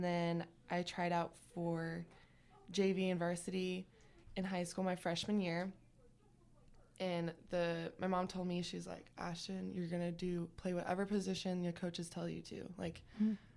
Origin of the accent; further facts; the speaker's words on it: Pasco, Washington, United States; moved away as an adult; now in Sacramento, United States; I'm actually from Pasco, Washington. It's like Eastern Washington State, the desert part